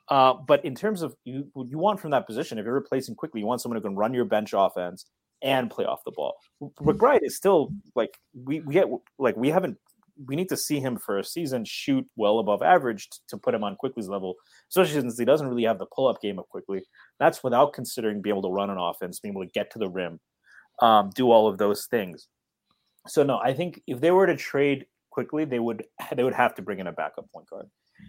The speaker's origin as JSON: {"language": "English", "country": "United States", "said": "I'm American."}